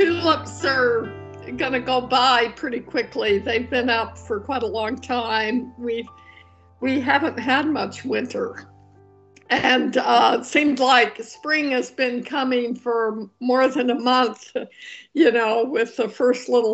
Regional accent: Sugar City, Idaho, United States; moved away; I grew up in Sugar City, Idaho

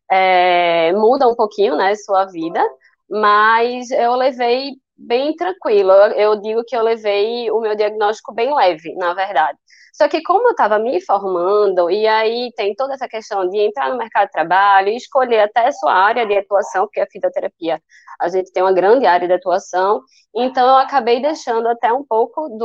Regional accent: Recife, Pernambuco, Brazil; Eu tenho 29 anos, eu sou daqui de Recife, Pernambuco

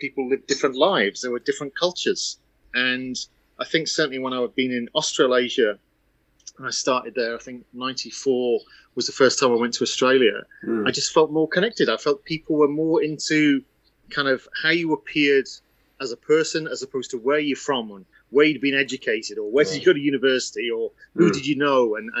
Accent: England, United Kingdom; It's very difficult to understand where that comes from because it's tough growing up in England and yet wanting to proclaim to people that you're from the enemy.

